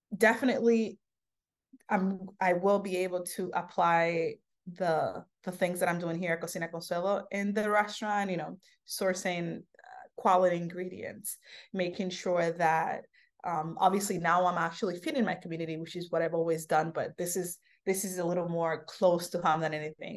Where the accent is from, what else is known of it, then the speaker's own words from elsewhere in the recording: New York City, New York, United States; also born or lived in Santo Domingo, Dominican Republic; where I grew up here in Harlem. So when I came when I was ten years old, I moved to, um, the cusp of Harlem and, uh, Sugar Hill.